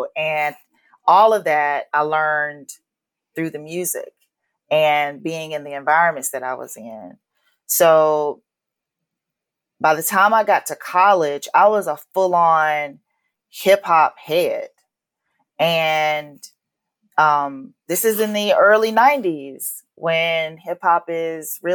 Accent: Atlanta, Georgia, United States; moved away as an adult; also born or lived in Los Angeles; growing up in Atlanta

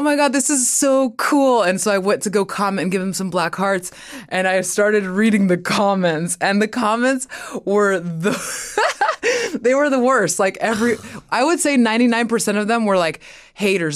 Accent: Inland Empire, California, United States; also born or lived in Mexico; I was born in Mexico, and then when we moved to America, we, my family lived in the Inland Empire

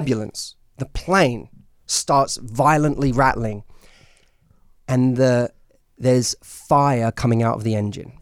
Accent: London, United Kingdom; now in United States; I'm from, I'm from London

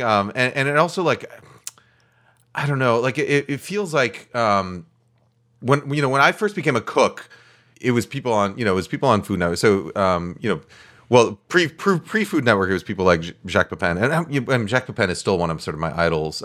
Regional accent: New York, United States; moved away as an adult; also born or lived in California; now in West Coast, United States; I grew up in New York

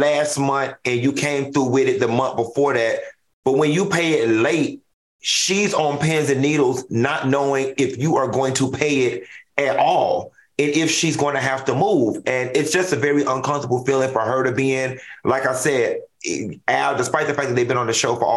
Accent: Miami, Florida, United States; I'm from Miami

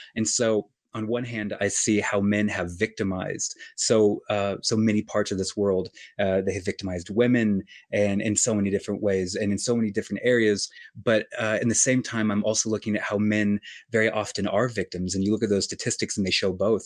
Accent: Colorado, United States; moved away as an adult; also born or lived in New York City / Los Angeles; now in New York City / Los Angeles, United States; I often go to my hometown in Colorado

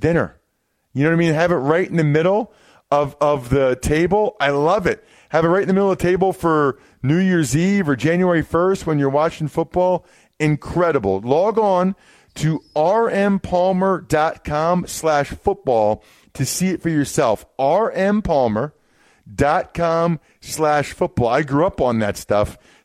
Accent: Reading, Pennsylvania, United States; my hometown in Reading, Pennsylvania

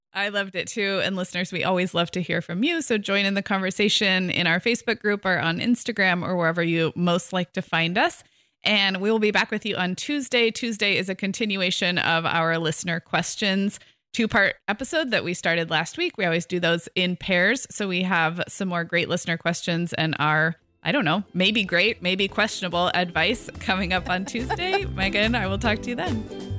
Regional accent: Santa Barbara, California, United States; moved away as an adult; I moved back to my hometown of Santa Barbara two years ago.

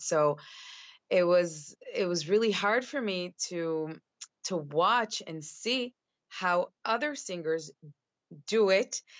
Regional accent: Chicago, Illinois, United States; moved away as an adult; now in Israel; at the age of five, my father was uh, sent. Um, he received a scholarship to uh, finish his PhD in the University of Chicago.

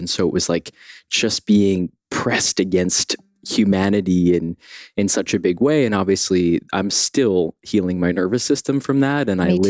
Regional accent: New York City, New York, United States; I grew up partially in Brooklyn, partially on the Upper West Side in Morningside Heights. So like right on the southern edge of Harlem in the early 90s

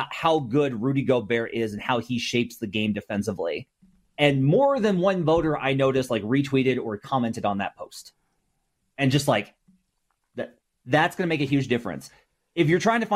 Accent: Arkansas, United States; I'm from Arkansas, woo pig.

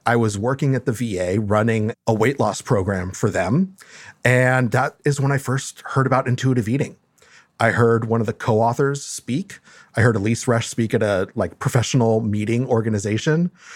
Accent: Los Angeles, California, United States; also born or lived in Mexico; li-, li-, lived in L A almost my whole life.

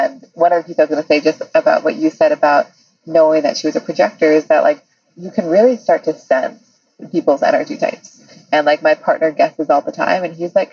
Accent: Seattle, Washington, United States; I'm from Seattle

